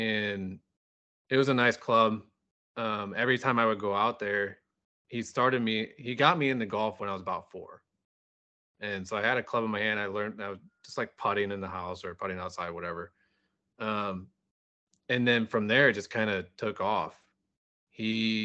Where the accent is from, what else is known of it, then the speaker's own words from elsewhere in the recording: Wildwood, Missouri, United States; Born and raised in west of St. Louis. So I grew up in West, it's called West County